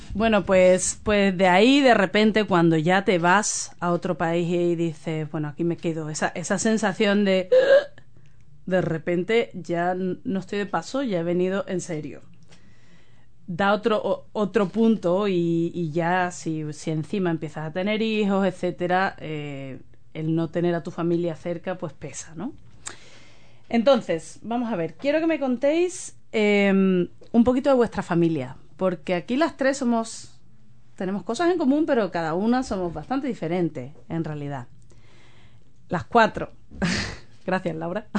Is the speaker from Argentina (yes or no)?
no; Spain; now in New Zealand; yo soy de España